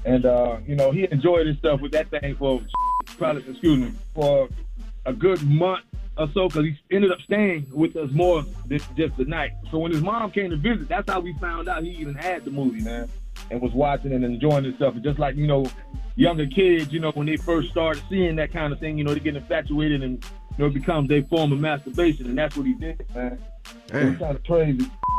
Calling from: Sarasota, Florida, United States; I'm calling from Sarasota, Florida, not Okeechobee.

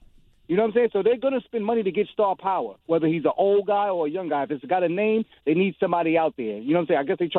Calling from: Brooklyn, New York, United States; Well, when I first called you, I was driving on a belt in Brooklyn. Now I'm on the West Side Highway getting ready to go back to the Bronx.

